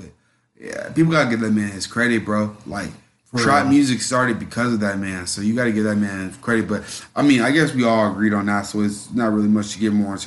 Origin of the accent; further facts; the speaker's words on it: the South, United States; also born or lived in Georgia; me growing up in the South